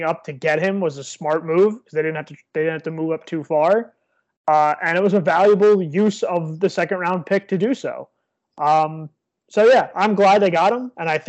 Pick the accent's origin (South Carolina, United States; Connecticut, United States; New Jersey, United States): New Jersey, United States; I'm Irish and I'm from New Jersey